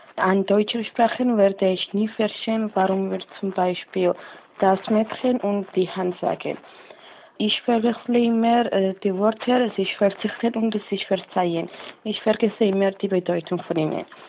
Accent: Georgia; German is a second language; Ich komme aus Georgien

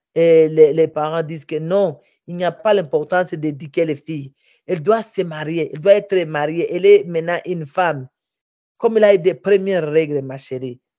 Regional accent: Minembwe, South Kivu, DR Congo; also born or lived in Bukavu; chez moi, au village, à Minembwe

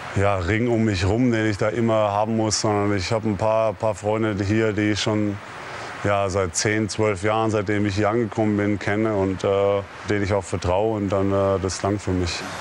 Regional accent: Würzburg, Bavaria, Germany; now in Dallas, United States; komme ja im Sommer jedes Jahr wieder nach Hause, nach Würzburg und, und werde auch nie vergessen, wo ich herkomme

